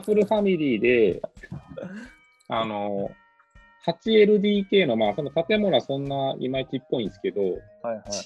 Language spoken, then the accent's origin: Japanese; Hakodate, Hokkaido, Japan; 函館出身なんで。